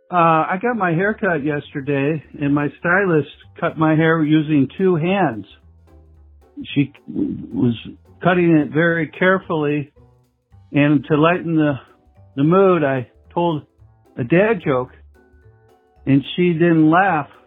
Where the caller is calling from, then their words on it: Antioch, Illinois, United States; from Antioch, Illinois.